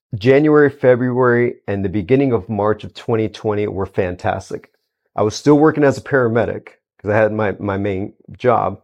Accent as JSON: {"language": "English", "town": "Houston", "region": "Texas", "country": "United States", "tie": "born or raised there", "said": "Born and raised in Houston, Texas"}